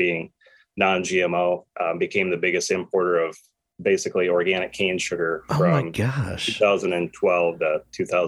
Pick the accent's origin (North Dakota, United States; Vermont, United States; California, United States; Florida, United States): North Dakota, United States; moved away; also born or lived in Minneapolis; growing up in North Dakota on a farm